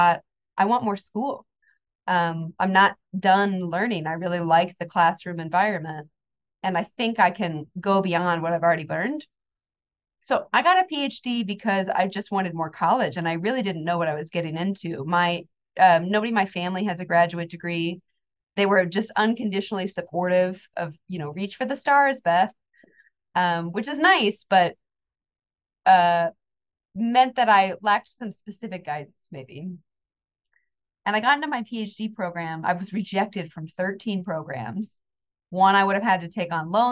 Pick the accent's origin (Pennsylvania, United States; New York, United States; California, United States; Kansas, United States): Kansas, United States; I grew up in Kansas, so the landlocked environment.